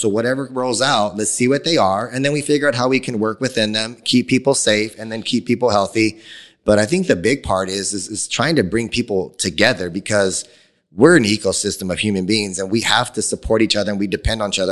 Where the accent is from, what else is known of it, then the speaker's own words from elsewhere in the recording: Phoenix, Arizona, United States; being born and raised in Phoenix